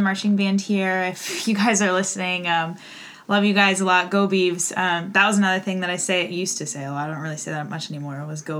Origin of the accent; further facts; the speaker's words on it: Oregon, United States; also born or lived in Spokane, Washington; I was born in Spokane, Washington, but raised here in Oregon, so I'm not a true Oregonian, but I came to Oregon State. This is my last year, so I came to Oregon State in 2015